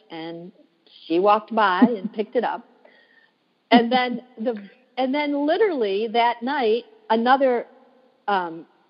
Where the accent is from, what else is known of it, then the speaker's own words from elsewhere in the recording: Michigan, United States; moved away as an adult; now in Washington, D.C., United States; I live in Washington, D.C. now, but I'm originally from Michigan. And growing up in Michigan